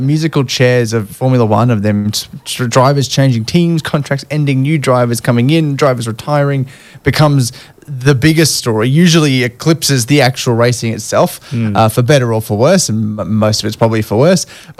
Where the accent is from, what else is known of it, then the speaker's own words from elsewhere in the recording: Australia; as an Australian